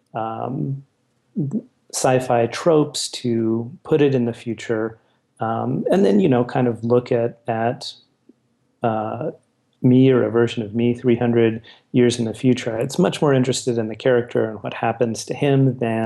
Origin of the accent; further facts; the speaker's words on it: El Paso, Texas, United States; where I grew up in El Paso